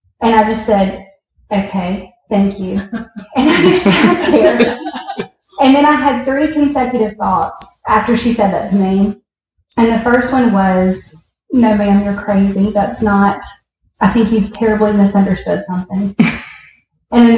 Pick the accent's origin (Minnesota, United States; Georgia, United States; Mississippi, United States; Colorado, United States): Mississippi, United States; Picayune; now in Brandon, United States; I grew up in Picayune, Mississippi, with two loving parents